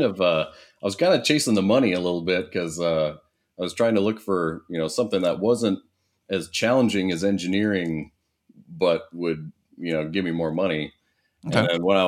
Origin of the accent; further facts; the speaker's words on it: Iowa, United States; So, yeah, I went to Iowa State.